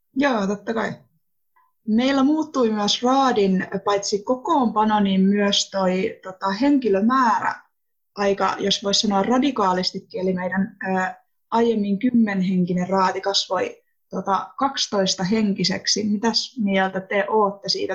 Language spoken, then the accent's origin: Finnish; Finland; oon kotoisin Turajärveltä. Oon tästä Turajärveläisyydestä yleensä myös aika ylpeä